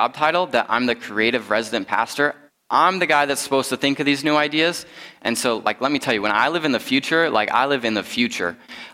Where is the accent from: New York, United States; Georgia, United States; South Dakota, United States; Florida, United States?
South Dakota, United States; Rapid City; moved away; I'm originally from the Black Hills. I grew up in Rapid City